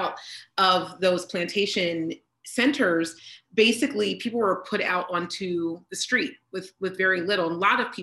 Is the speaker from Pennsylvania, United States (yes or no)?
yes; Pennsylvania, United States; we're from Pennsylvania.